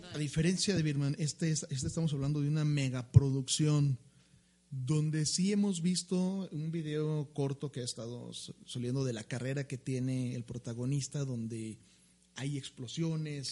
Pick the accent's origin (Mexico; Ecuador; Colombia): Mexico; como mexicanos